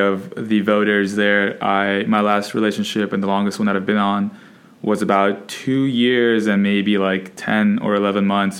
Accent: Colombia

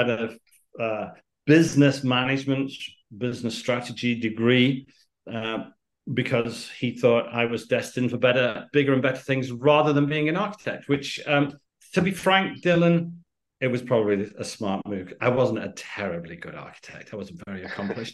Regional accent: United Kingdom; accent: British; moved away as an adult; also born or lived in Miami; My father was Spanish, my mother's Greek, but by the accent, so we're British.

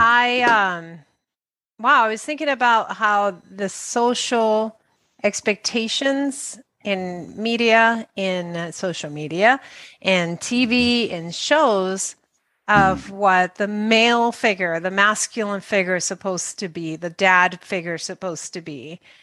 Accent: Dominican Republic; English is a second language; moved away; also born or lived in New York, United States; I came from Dominican Republic and I went to New York

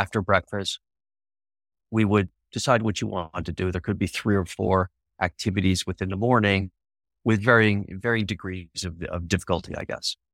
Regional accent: Canada; I'm from Canada

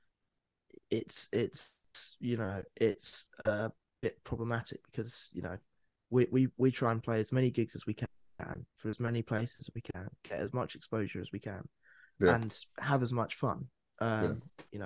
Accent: Bedfordshire, East of England, United Kingdom; also born or lived in London / Cambodia; But I've been in Bedfordshire most of my life. I grew up here

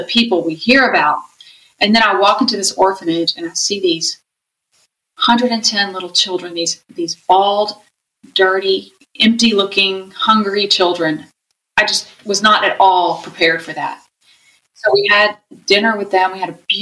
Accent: South Louisiana, United States; moved away as an adult; also born or lived in Austin, Texas; South Louisiana, I'm a Cajun

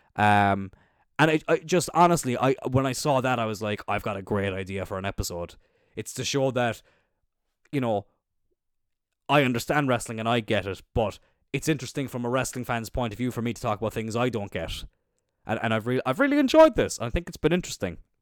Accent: Cloyne, Munster, Ireland; I'm from Cline

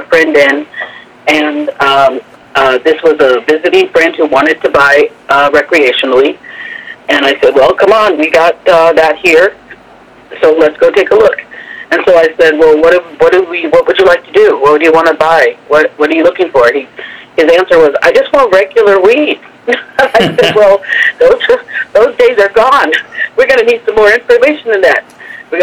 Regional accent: Chicago, Illinois, United States; now in Las Vegas, United States; I'm from Chicago originally

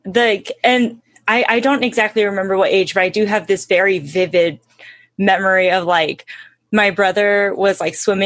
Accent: Hemet, California, United States; also born or lived in Ventura, California; I grew up in Hemet.

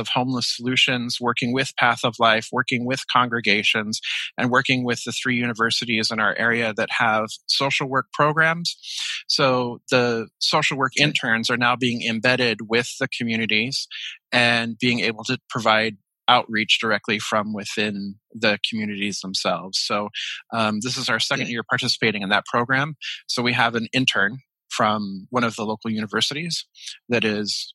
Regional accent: Hawaii, United States; moved away; also born or lived in Japan; I am from Hawaii. I grew up in Hawaii.

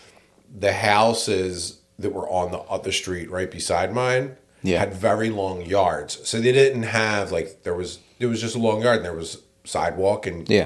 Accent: Philadelphia, Pennsylvania, United States; growing up in Philly's interesting, man. This made me the person I am today, for better or worse

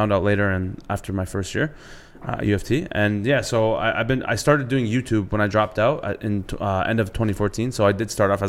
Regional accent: Toronto, Ontario, Canada; also born or lived in Markham, Ontario; I'm turning 26, and I'm from Markham, Ontario. Born and raised in Scarborough, though.

